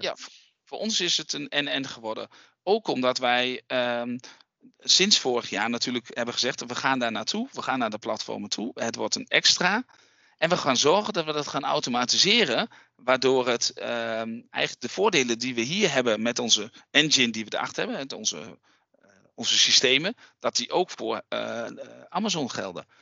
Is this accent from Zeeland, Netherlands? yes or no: no; Raalte, Overijssel, Netherlands; accent: eastern Dutch; wij zitten hier in Raalte, dat is het oosten van Nederland. Heb je misschien wel gehoord aan mijn accent, een beetje.